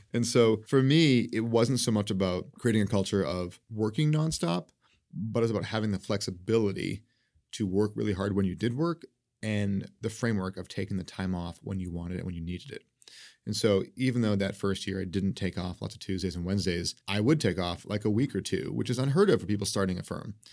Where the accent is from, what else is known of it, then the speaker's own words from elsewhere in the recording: New England, United States; also born or lived in New York City; now in Seattle, United States; I grew up in New England in this little town